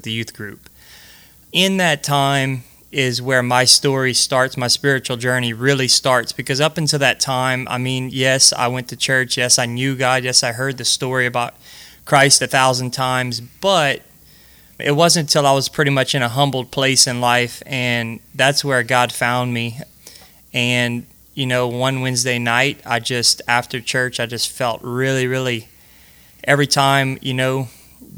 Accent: Breaux Bridge, Louisiana, United States; I was born and raised right in Brobridge, Louisiana

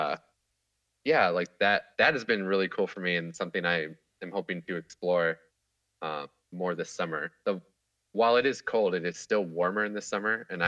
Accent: Kansas, United States; now in Seattle, United States; growing up in Kansas

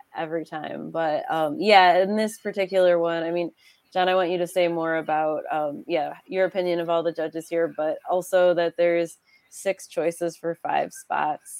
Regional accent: Western New York, United States; growing up in Western New York

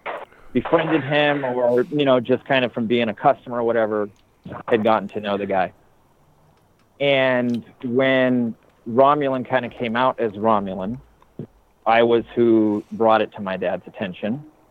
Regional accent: California, United States; So I grew up in Southern California.

